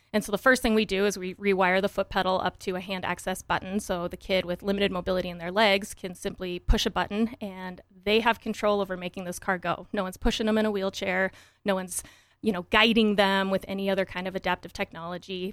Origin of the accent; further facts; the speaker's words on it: Wyoming, United States; moved away as an adult; also born or lived in Michigan / Colorado / Portland, Oregon; I grew up in Wyoming, very tiny town.